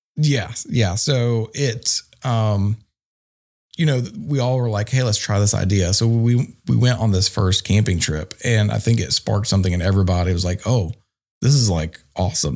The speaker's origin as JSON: {"language": "English", "town": "Archdale", "region": "North Carolina", "country": "United States", "said": "I'm from Archdale, North Carolina"}